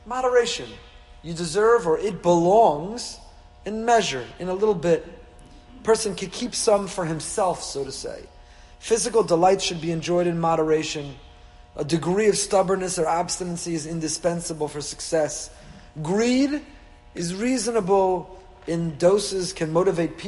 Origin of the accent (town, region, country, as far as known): Teaneck, New Jersey, United States; born or raised there